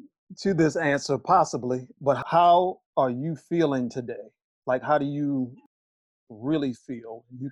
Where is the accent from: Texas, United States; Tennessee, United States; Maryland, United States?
Maryland, United States; Baltimore; I grew up in Baltimore.